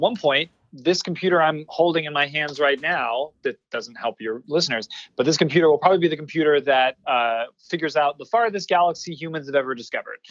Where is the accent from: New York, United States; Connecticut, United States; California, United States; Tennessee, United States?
California, United States; Orange County; accent: Southern California; moved away as an adult; also born or lived in Los Angeles, California / New Hampshire; now in Tucson, Arizona, United States; I'm from Orange County, California, like uh, 10, 15 minutes away from Disneyland. Uh, and I, I grew up there